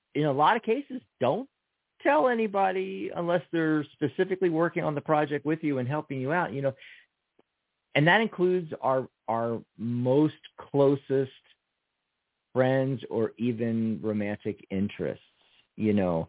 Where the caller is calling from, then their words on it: New York, United States; I'm calling from New York